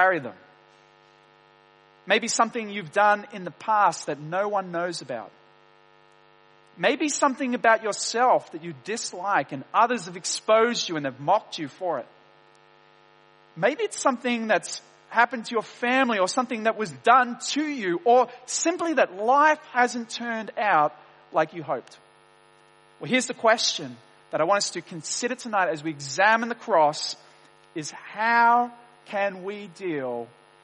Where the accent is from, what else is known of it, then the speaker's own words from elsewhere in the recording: Wollongong, New South Wales, Australia; I grew up in Wollongong, in Dapto, a suburb of Wollongong